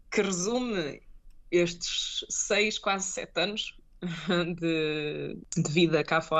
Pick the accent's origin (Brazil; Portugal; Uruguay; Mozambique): Portugal; moved away as an adult; also born or lived in Netherlands / Denmark / Germany; now in Frankfurt, Germany; quando eu saí de Portugal